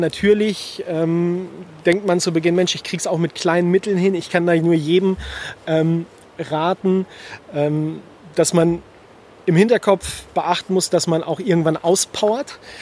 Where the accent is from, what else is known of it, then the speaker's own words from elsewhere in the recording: Germany; bei uns in Deutschland in den Alpen